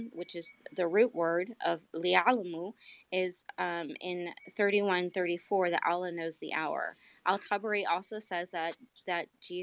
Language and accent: English; United States; I'm American, so I don't really speak this language perfectly. I do have an accent